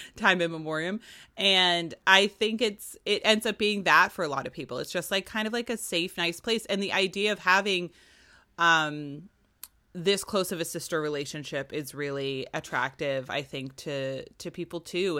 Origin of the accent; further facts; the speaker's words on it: Virginia, United States; I'm Irish and Virginian